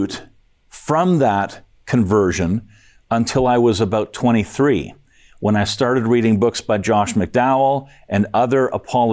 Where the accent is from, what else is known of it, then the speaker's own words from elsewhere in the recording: Kitchener, Ontario, Canada; I was born in Kitchener, Ontario, lived there all my life